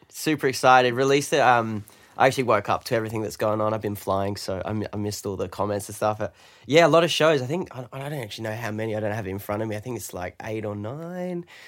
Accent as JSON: {"language": "English", "region": "London", "country": "United Kingdom", "tie": "born or raised there", "moved": "yes", "lives_now": "Australia", "said": "I'm British. I'm from London"}